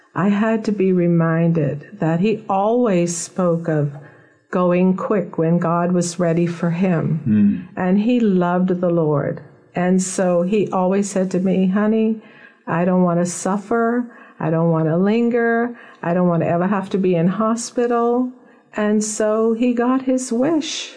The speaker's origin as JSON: {"language": "English", "town": "Nassau", "region": "New Providence", "country": "Bahamas", "tie": "born or raised there", "said": "I was born in Nassau, Bahamas, and I was raised here from birth"}